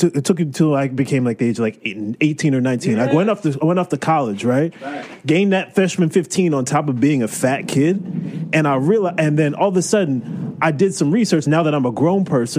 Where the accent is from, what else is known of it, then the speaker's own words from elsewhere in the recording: New Jersey, United States; growing up in New Jersey